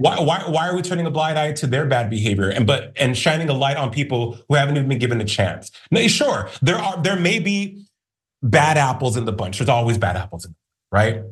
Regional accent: Albuquerque, New Mexico, United States; I'm from Albuquerque, New Mexico

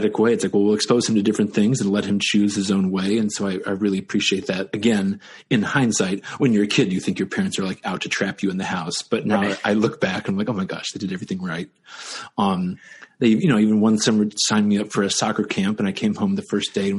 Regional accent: Dayton, Ohio, United States; moved away as an adult; I grew up in Ohio, Dayton, Ohio, which had a lot of arts

